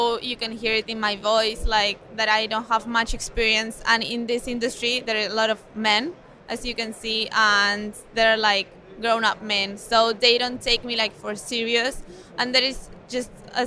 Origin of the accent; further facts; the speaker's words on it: Mallorca, Balearic Islands, Spain; I'm from Mallorca, I'm from Spain.